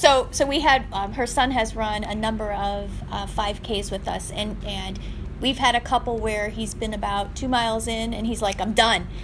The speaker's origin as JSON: {"language": "English", "region": "Northwest Ohio", "country": "United States", "tie": "born or raised there", "moved": "as an adult", "lives_now": "Arizona, United States", "said": "I grew up in the Northwest Ohio, and I moved to Arizona"}